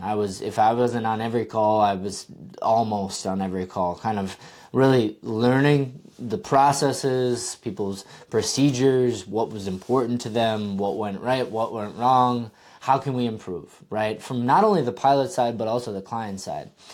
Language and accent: English; Wisconsin, United States; I'm from Wisconsin, uh, and I grew up only about fifteen minutes from the course